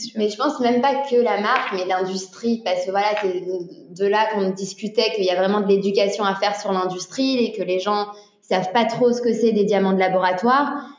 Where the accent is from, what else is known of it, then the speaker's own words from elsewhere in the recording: Antwerp, Flanders, Belgium; Sydney et moi, on vient d'Anvers. Donc en fait, on a grandi avec des parents dans le milieu des diamants